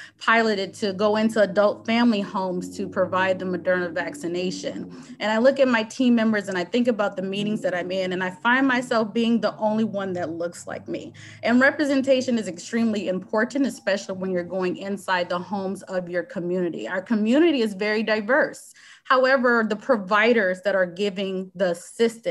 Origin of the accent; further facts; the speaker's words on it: Louisiana, United States; moved away as an adult; also born or lived in Hampton, Virginia; now in Seattle, United States; Louisiana State University, which is my home state